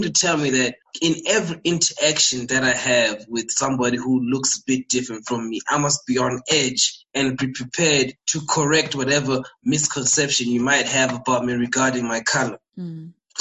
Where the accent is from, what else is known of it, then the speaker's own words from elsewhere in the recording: South Africa; also born or lived in Zimbabwe; I've been living in SA my whole life